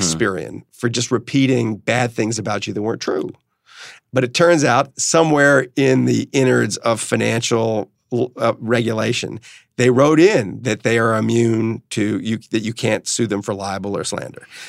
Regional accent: New Orleans, Louisiana, United States; where I grew up in New Orleans

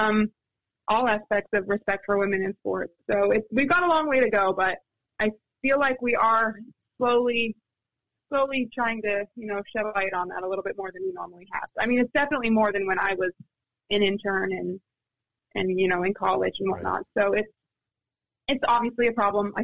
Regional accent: San Diego, California, United States; moved away; I'm from San Diego

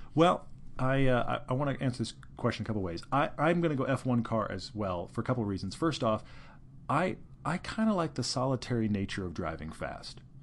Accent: Houston, Texas, United States; moved away; also born or lived in California; I grew up in Houston, Texas

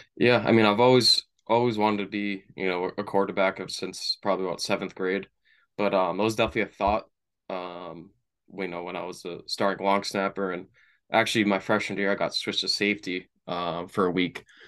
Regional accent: Brockton, Massachusetts, United States; I grew up in Brockton, Mass. Um, you know, moved around a couple towns, you know, early on in my life

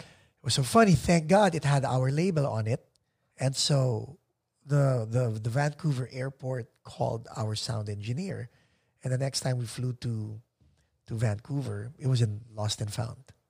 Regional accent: Philippines; accent: Tagalog accent; English is a second language; also born or lived in Arizona; Okay naman yung pag-English ko kahit may Tagalog accent.

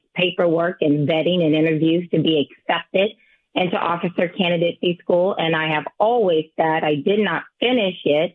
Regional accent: Alabama, United States; I grew up in what was called Nitchburg. It is now called Recton

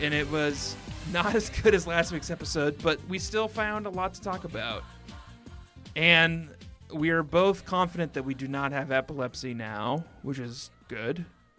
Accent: Colorado, United States; moved away; also born or lived in Minnesota; I grew up in Colorado.

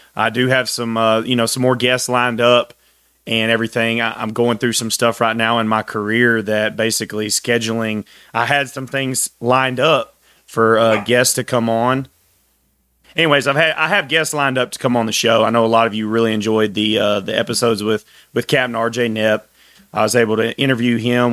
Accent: Texas, United States; I'm from Texas, very proud Texan

